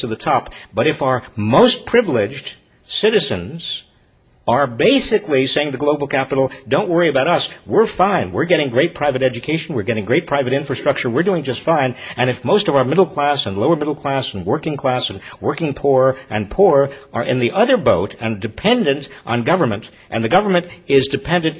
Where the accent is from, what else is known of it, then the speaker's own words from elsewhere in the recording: Massachusetts, United States; My home state, Fall River, Massachusetts